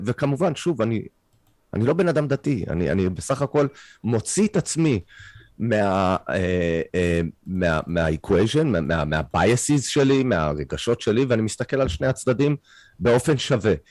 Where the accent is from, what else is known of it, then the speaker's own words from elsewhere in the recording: Canada; Hebrew is a second language; now in Israel; אני קנדי, העברית שלי לא משהו